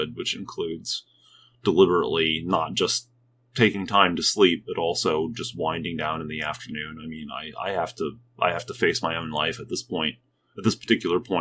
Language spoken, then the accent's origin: English; United States; as an American church, as Americans